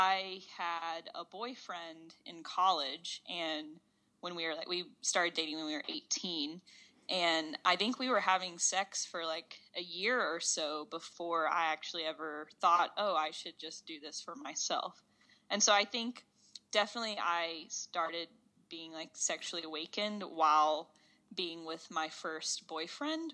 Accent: Knoxville, Tennessee, United States; I grew up in Knoxville, Tennessee.

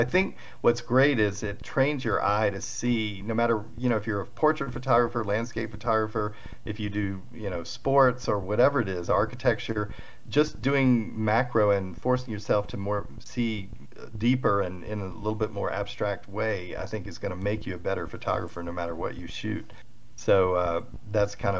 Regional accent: Atlanta, Georgia, United States; moved away as an adult; now in Colorado, United States; I'm from Atlanta originally, trying to lose the accent, but anyway, it comes in every once in a while

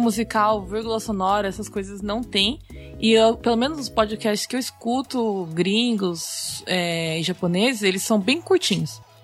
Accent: São Paulo, Brazil; moved away as an adult; now in Japan; Eu sou de São Paulo

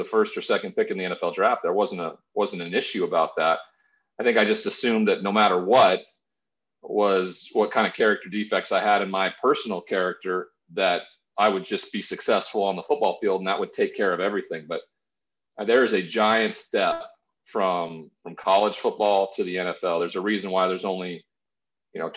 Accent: Great Falls, Montana, United States; moved away as an adult; also born or lived in Washington State; a smaller town than where I grew up in Montana

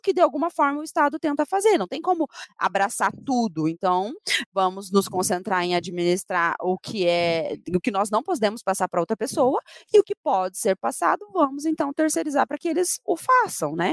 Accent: Paraná, Brazil; nossa próxima reivindicação como paranaenses

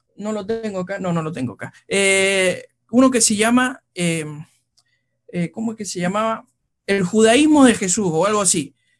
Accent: Argentina; como decimos los argentinos

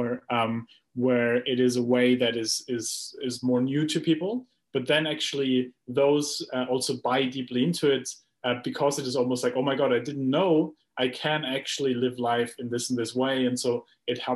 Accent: Germany; I come from Germany, where, you know, we grow up with a planning mindset

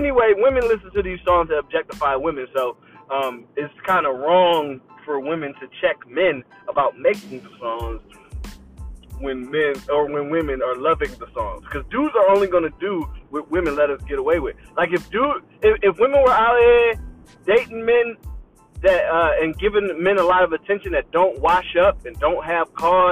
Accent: Philadelphia, Pennsylvania, United States; moved away; I'm from Philly

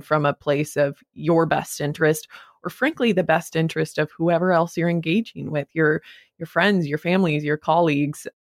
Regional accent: Wyoming, United States; moved away as an adult; also born or lived in New York, United States; now in Los Angeles, United States; I grew up in Wyoming

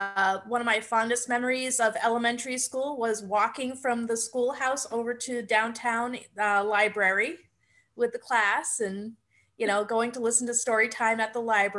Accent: Kingston, New Hampshire, United States; also born or lived in Exeter, New Hampshire; I was born in Exeter, New Hampshire, and I grew up in Kingston, New Hampshire.

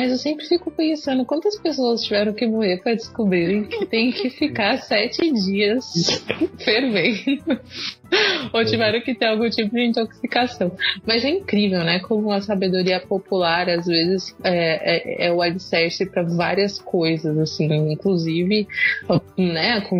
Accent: São Paulo, Brazil; moved away as an adult; now in Bahia, Brazil; eu sou de São Paulo, mas agora eu também eu tô na Bahia

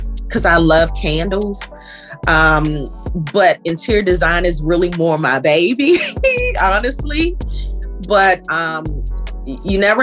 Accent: Kingston, Jamaica; now in Maryland, United States; I am born and raised in Kingston, Jamaica. I reside here in the DMV area

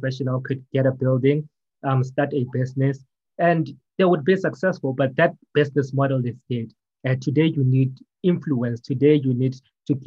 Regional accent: Johannesburg, Gauteng, South Africa; I'm from South Africa, Johannesburg

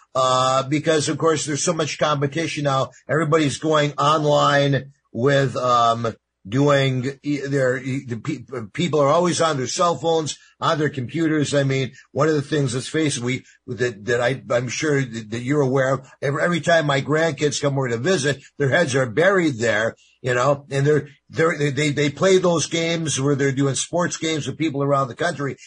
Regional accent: Binghamton, New York, United States; ultimately moved up to Binghamton, New York, which was my hometown

